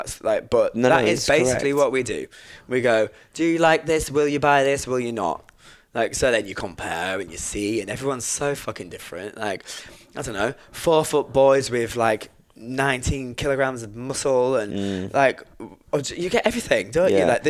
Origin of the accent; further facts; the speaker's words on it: England, United Kingdom; accent: northern; Whereas before I was like, I can sing in my northern accent.